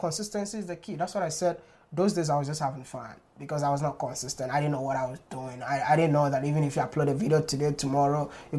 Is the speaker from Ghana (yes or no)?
yes; Ghana; moved away; also born or lived in China; living in Ghana, I thought I'm a Ghanaian.